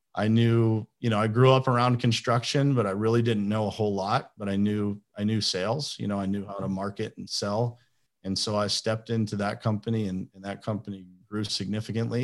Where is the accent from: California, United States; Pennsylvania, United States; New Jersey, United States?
Pennsylvania, United States; Pittsburgh; moved away as an adult; also born or lived in Florida; I am from Pittsburgh, Pennsylvania. That's where I live now